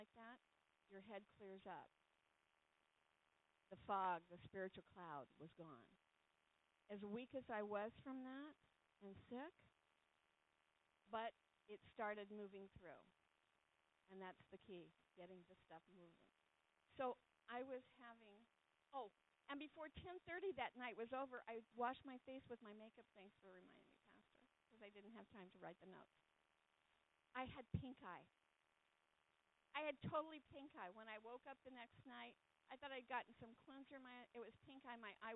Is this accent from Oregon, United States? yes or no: no; California, United States; I grew up in California